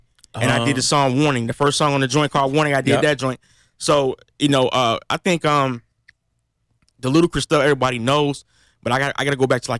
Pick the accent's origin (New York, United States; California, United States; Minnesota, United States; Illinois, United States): Illinois, United States; Kankakee; Kankakee is where I was born and raised.